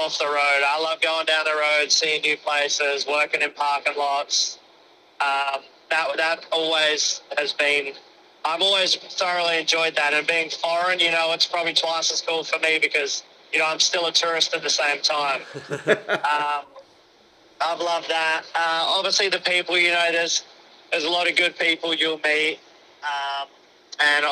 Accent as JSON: {"language": "English", "country": "Australia", "said": "I'm Australian."}